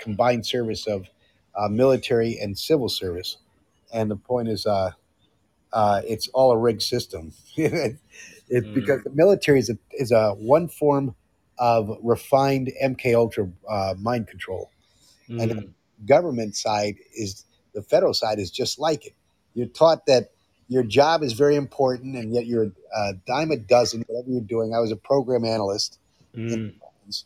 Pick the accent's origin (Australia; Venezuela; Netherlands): Netherlands; moved away; I grew up in Europe, in Netherlands